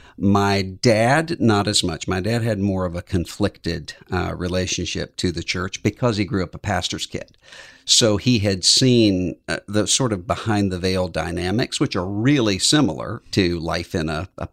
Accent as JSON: {"language": "English", "town": "Biloxi", "region": "Mississippi", "country": "United States", "tie": "born or raised there", "said": "Yes, I grew up in Biloxi, Mississippi, and all of my family was there."}